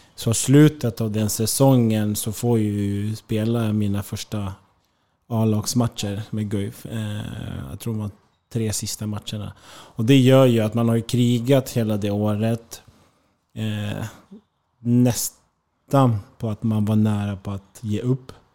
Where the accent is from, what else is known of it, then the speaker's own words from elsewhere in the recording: Märsta, Stockholm County, Sweden; moved away as an adult; also born or lived in Eskilstuna / Germany / Spain; hemma i Märsta